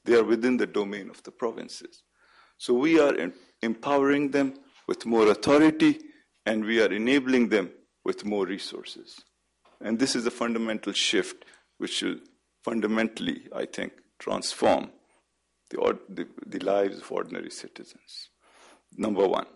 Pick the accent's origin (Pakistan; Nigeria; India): Pakistan; as a Pakistani